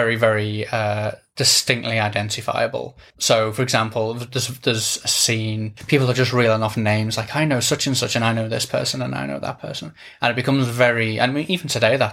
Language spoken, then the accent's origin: English; England, United Kingdom; I was born in England into a working class family